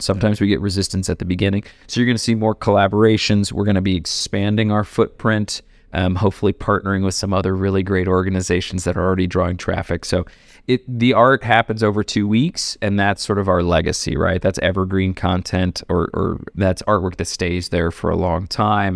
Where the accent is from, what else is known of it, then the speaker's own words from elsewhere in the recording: Ohio, United States; also born or lived in New York; now in Denver, United States; I grew up in Ohio